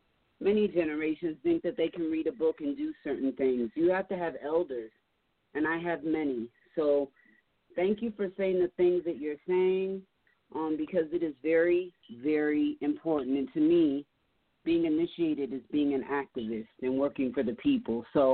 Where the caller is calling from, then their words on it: Denver, Colorado, United States; from Denver, Colorado.